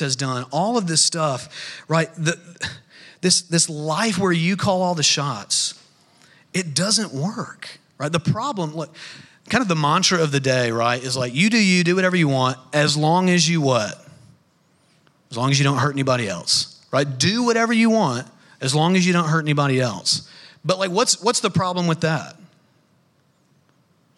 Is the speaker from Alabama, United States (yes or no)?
yes; North Alabama, United States; I grew up in North Alabama